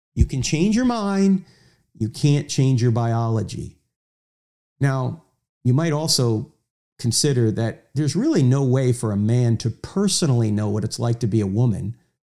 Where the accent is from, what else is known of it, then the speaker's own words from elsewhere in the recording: New Jersey, United States; I'm from New Jersey.